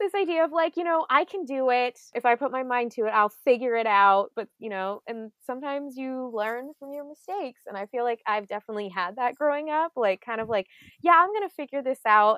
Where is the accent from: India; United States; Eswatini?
United States; Southern California; I grew up in SoCal, but funny enough, and actually I, like, lived probably twenty-five minutes from Disneyland